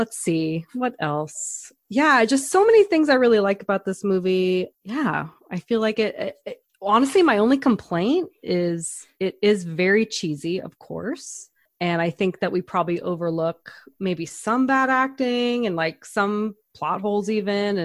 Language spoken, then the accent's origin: English; Northern California, United States; I am from Northern California